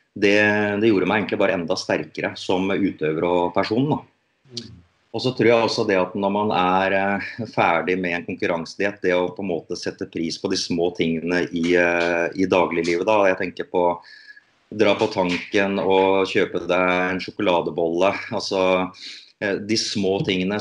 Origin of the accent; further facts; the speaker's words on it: Norway; her hjemme i Norge